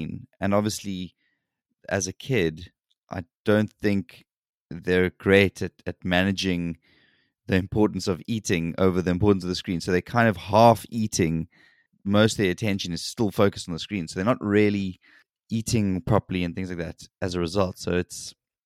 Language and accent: English; South Africa; moved away as an adult; now in South Korea; I grew up in South Africa